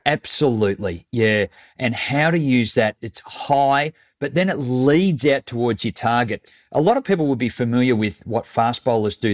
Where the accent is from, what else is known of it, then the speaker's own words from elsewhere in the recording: Mornington, Victoria, Australia; also born or lived in Melbourne; where I grew up in Mornington